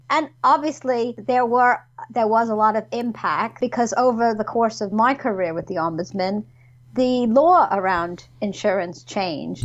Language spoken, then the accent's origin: English; New York, United States; moved away as an adult; now in United Kingdom; originally, I was um, from New York, mm-hmm. as you can probably tell by my accent.